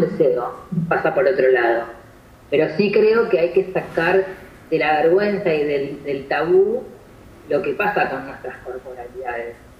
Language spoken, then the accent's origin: Spanish; Argentina; de donde yo vengo, insisto que siempre es del interior